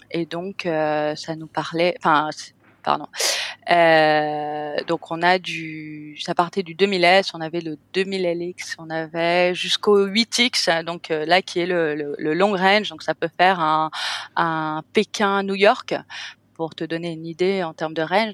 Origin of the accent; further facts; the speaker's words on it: Cannes, Provence-Alpes-Côte d'Azur, France; moved away as an adult; now in Bali, Indonesia; je suis française, je suis moitié hollandaise, je suis née à Cannes, dans la French Riviera, et ça fait 14 ans que je suis en Asie maintenant